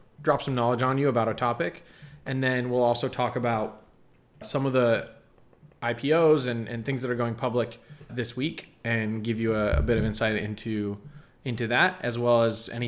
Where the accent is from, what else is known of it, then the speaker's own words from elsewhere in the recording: Colorado, United States; I'm from Colorado